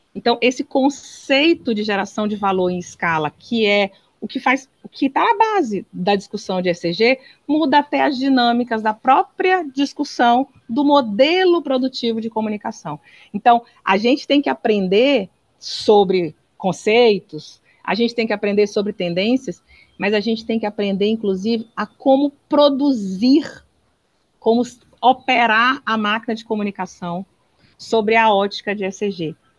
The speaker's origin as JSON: {"language": "Portuguese", "region": "Northeast Region", "country": "Brazil", "said": "eu que sou nordestina"}